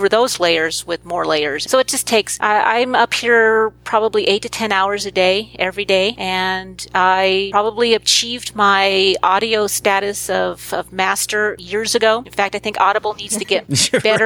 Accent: Brea, California, United States; I grew up in Brea

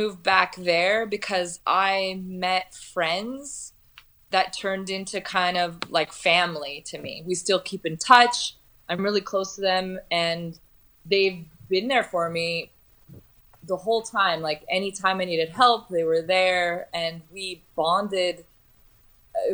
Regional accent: California, United States; now in Rijeka, Croatia; I'm from Southern California. So the winters were hard for me.

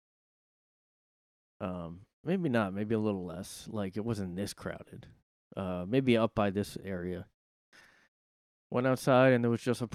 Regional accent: New Jersey, United States; I'm from South Jersey, which is considered close to Philly

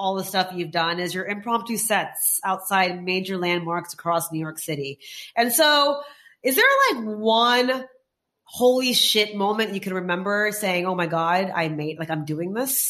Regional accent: India; We're Indian. We're Indian. Yes. That's what happens.

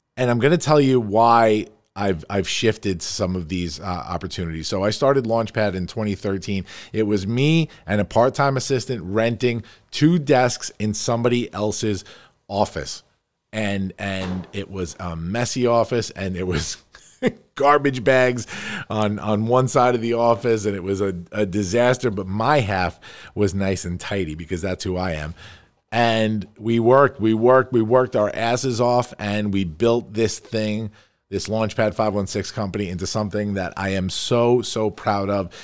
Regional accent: Farmingdale, New York, United States; we are here in my beautiful office here on Route one ten in Farmingdale, New York, my hometown.

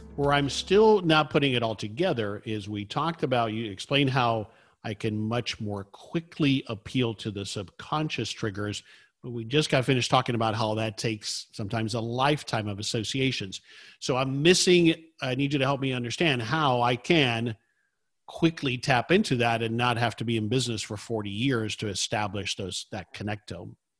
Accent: South Florida, United States; I grew up in South Florida

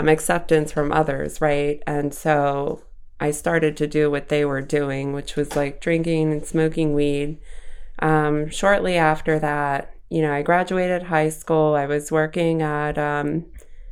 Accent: Savage, Maryland, United States; also born or lived in Boston, Massachusetts; I grew up in Savage, Maryland

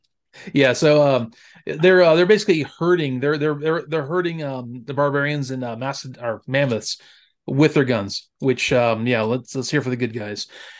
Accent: Gulf Coast, United States; because, you know, I grew up on the Gulf Coast.

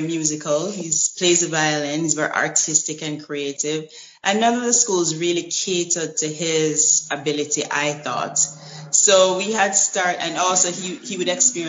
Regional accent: Jamaica; also born or lived in United States; now in Italy; I'm from Jamaica, and whenever I can, I fly back home.

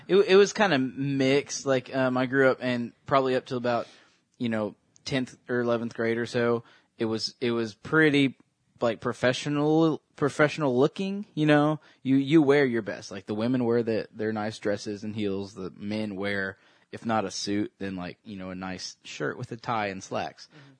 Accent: the Bible Belt, United States; growing up in the Christian, you know, culture and in the middle of the Bible Belt

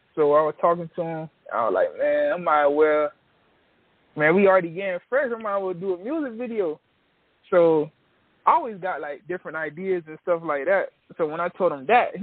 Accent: Miami Gardens, Florida, United States; I'm from Kara City, Miami Gardens, Florida

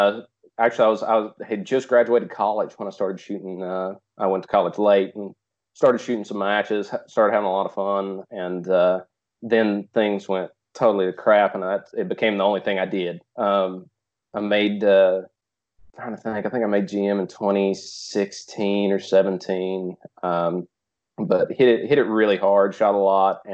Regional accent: East Tennessee, United States; from East Tennessee

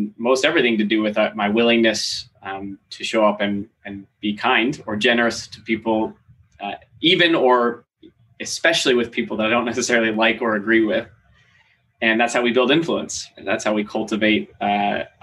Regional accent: Seattle, Washington, United States; moved away as an adult; also born or lived in Maine; now in Los Angeles, United States; I was born in Maine. Okay. Moved across the country when I was pretty little, like four. I grew up mostly in Seattle

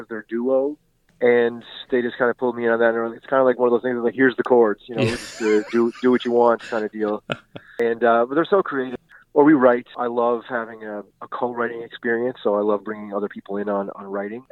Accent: Cape Breton Island, Nova Scotia, Canada; growing up in Cape Breton Island

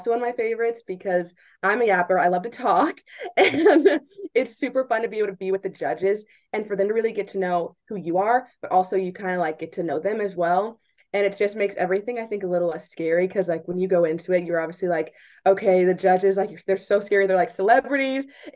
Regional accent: Wichita, Kansas, United States; I'm from Wichita, Kansas

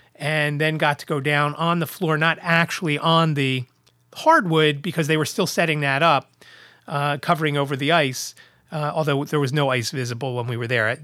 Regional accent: Philadelphia, Pennsylvania, United States; from Philadelphia

